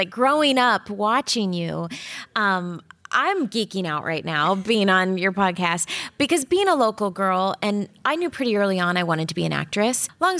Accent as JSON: {"language": "English", "town": "Orlando", "region": "Florida", "country": "United States", "tie": "born or raised there", "also_born_or_lived": "Louisville, Kentucky / Los Angeles", "moved": "as an adult"}